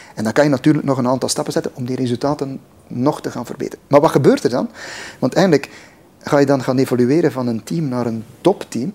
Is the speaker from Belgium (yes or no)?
yes; West Flanders, Belgium; ik ben West-Vlaming.